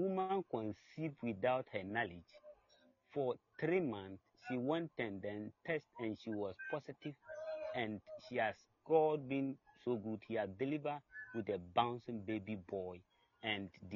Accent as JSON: {"language": "English", "country": "Ghana", "said": "I'm from Ghana"}